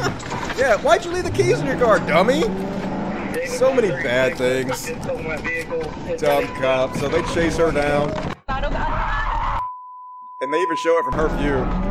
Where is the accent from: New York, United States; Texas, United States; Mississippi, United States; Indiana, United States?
Mississippi, United States; I'm from Mississippi, dude. I am where I came from.